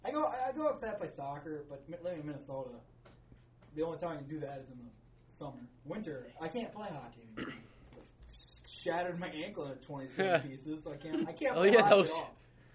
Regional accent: Scotland, United Kingdom; I'm Scottish.

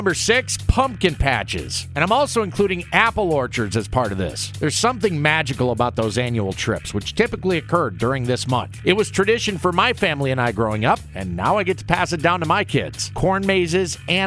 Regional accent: Ankeny, Iowa, United States; my hometown Ankeny Hawks

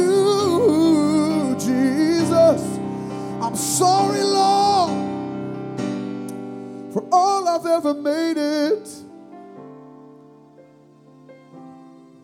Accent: South Georgia, United States; I was raised in South Georgia

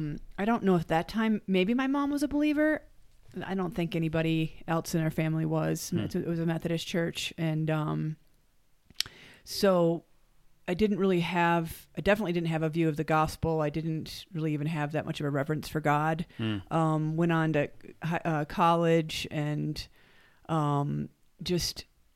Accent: Michigan, United States; moved away as an adult; also born or lived in Maryland; now in Mexico; I grew up in Michigan, moved to Maryland

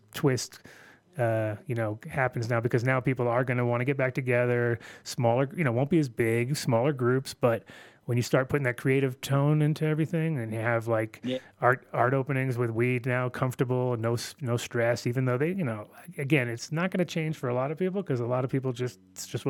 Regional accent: New York City, New York, United States; also born or lived in Amsterdam, Netherlands; now in Denver, United States; I grew up in Queens

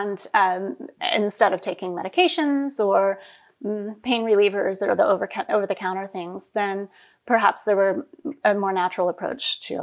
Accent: West Texas, United States; We grew up in West Texas, and we would drive 30 miles to the nearest grocery store.

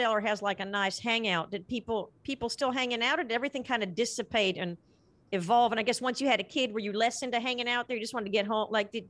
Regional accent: Appalachia, United States; also born or lived in Virginia; All over. I Appalachia. In a kind of double Y, you know what I mean? I went in search of my dad at some point, drove up to Virginia and lost myself there. I'm a nomad.

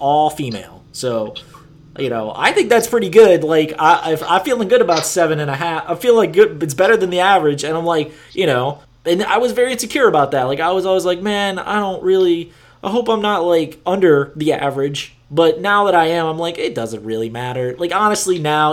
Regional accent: Louisiana, United States; my home state of Louisiana

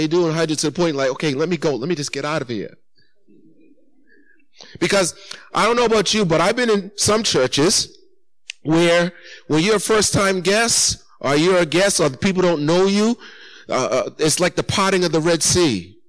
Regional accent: Massachusetts, United States; Because though I was raised here in Massachusetts, there's one thing I know about us people from Massachusetts.

